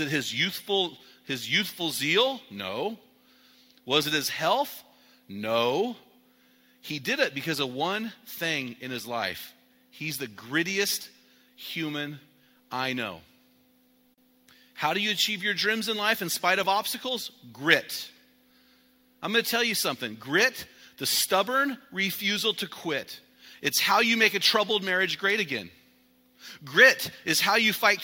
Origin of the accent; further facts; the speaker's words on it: the West, United States; So I'm from the West